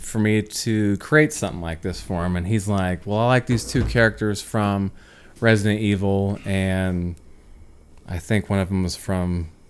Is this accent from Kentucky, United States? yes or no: yes; Kentucky, United States; And I grew up in Kentucky around farms